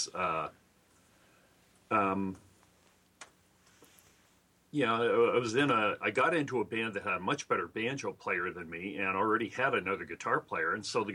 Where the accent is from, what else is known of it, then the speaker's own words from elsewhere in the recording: Idaho, United States; moved away as an adult; now in Seattle, United States; I'm originally from Idaho. So I moved over to Seattle in 79 when I was 20.